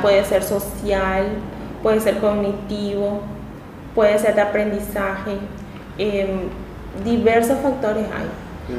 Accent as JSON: {"language": "Spanish", "town": "Luque", "region": "Central", "country": "Paraguay", "tie": "born or raised there", "also_born_or_lived": "Asunción / Pirayú", "said": "Yo soy de la ciudad de Luque, em, mi familia son de la ciudad de Pirayú, mis ah, padres"}